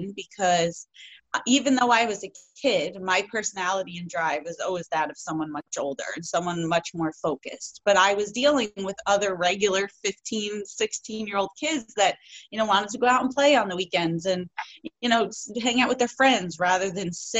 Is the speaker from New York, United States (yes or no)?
yes; New York, United States; growing up in New York, country music was never a thing